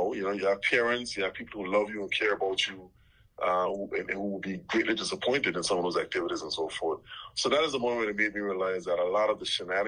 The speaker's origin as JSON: {"language": "English", "town": "South Hill", "country": "Anguilla", "tie": "born or raised there", "also_born_or_lived": "Little Harbour, Anguilla"}